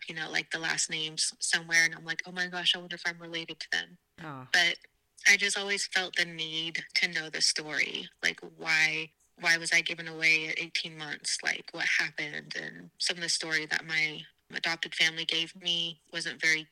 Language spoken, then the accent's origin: English; South Dakota, United States; I was born in South Dakota